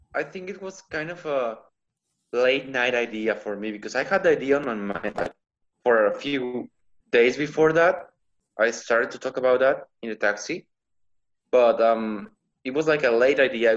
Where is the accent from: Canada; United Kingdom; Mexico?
Mexico; El Mante, Tamaulipas; English is a second language; now in Monterrey, Mexico; right now I'm in my hometown